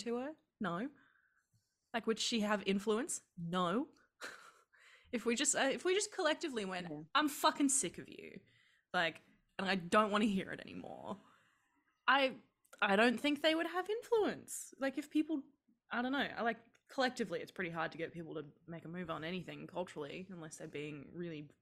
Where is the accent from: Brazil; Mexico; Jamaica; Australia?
Australia; growing up in Australia